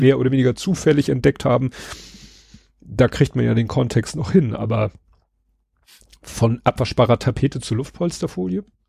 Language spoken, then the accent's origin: German; Hamburg, Germany; in meiner alten Heimat in Stalzhoop